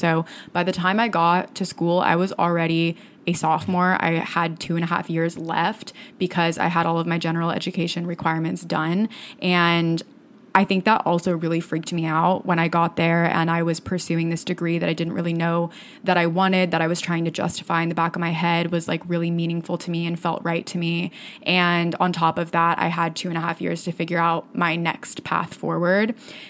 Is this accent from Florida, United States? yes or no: yes; Florida, United States; I did everything that I could when I was in high school to get out of my hometown and get out of the state of Florida